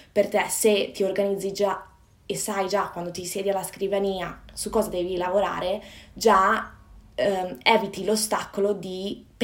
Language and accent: Italian; Padua, Veneto, Italy; moved away as an adult; now in London, United Kingdom; sono nata e cresciuta a Padova, nel Veneto, nel nord Italia, e però da quasi 5 anni vivo e lavoro